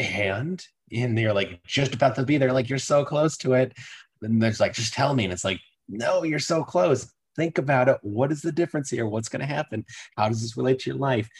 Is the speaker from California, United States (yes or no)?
no; Massachusetts, United States; I grew up in Massachusetts